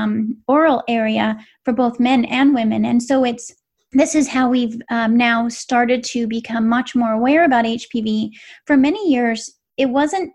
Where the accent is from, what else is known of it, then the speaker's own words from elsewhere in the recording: West Coast, United States; I grew up on the West Coast